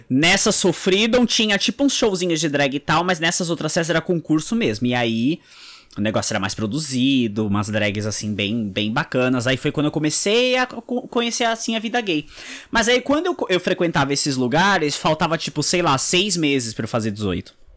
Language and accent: Portuguese; Guarujá, São Paulo, Brazil; no Guarujá, que é de onde eu sou